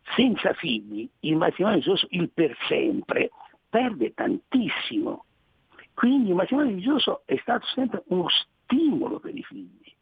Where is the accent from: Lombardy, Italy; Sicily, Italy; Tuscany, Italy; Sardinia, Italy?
Tuscany, Italy; dicono dalle mie parti, non so delle vostre, in Toscana